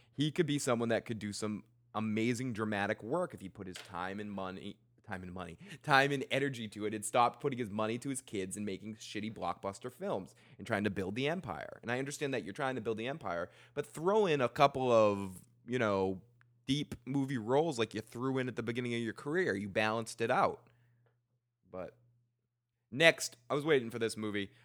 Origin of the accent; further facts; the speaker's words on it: Lynn, Massachusetts, United States; I was born in Lynn